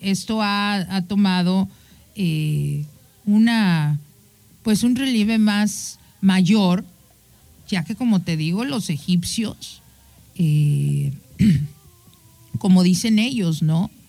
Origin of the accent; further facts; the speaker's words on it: Mexico; tú y yo como mexicanos